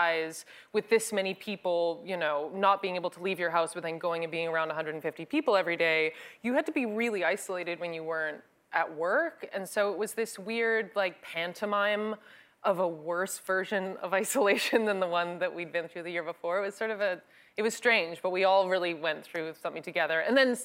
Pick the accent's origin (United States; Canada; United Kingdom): Canada; I'm Canadian